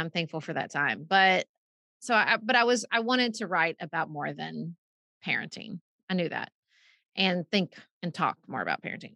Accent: Paducah, Kentucky, United States; moved away as an adult; also born or lived in Washington D.C.; moved back to Paducah for a while and I started having kids

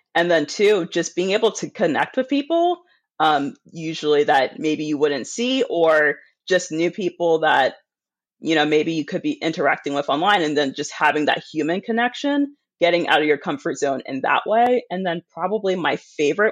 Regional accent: United States; I'm an American

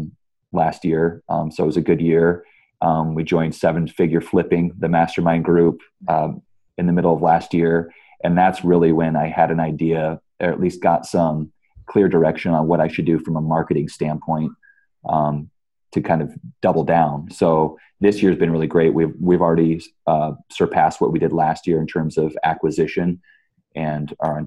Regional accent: Omaha, Nebraska, United States; also born or lived in California; I grew up here in Omaha, Nebraska

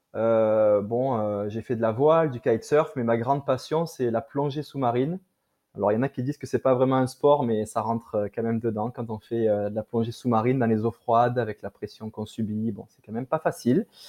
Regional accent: France; accent: French; moved away as an adult; now in Quebec, Canada; mon accent français me trahit, mais voilà, donc je suis d'origine euh, de France. Je suis installé au Québec depuis euh, environ 6 ans et demi

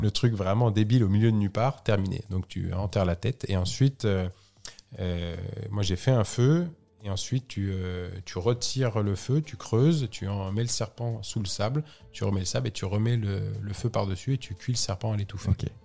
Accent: France; je suis français

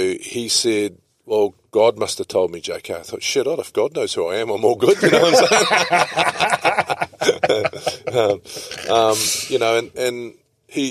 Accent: New Zealand; also born or lived in Italy; as a Kiwi

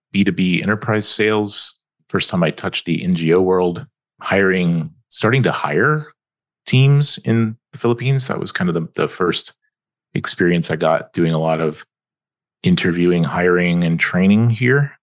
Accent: Atlanta, Georgia, United States; also born or lived in California; was born in California, but when when I was seven, we moved to Atlanta, Georgia. So I grew up in the southeast.

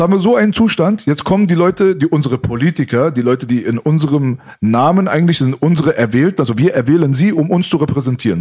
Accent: Berlin, Germany; born or raised there

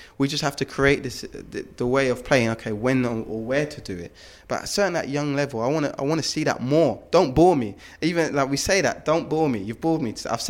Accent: London, United Kingdom; You know, I'm from South London. Yeah. We got this.

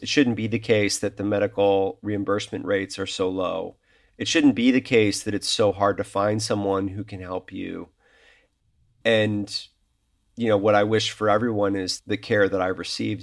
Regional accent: Chicago, Illinois, United States; moved away as an adult; also born or lived in New York; I am back in my hometown, which is Chicago

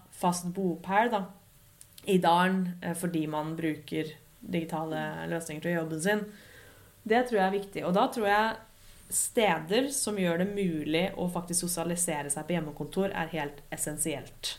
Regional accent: Lillehammer, Innlandet, Norway; moved away as an adult; also born or lived in Dublin; At jeg kunne dra hjem til Lillehammer og jobbe herfra en uke

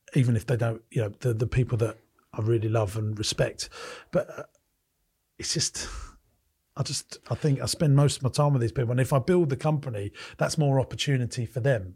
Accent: United Kingdom; I'm a Brit.

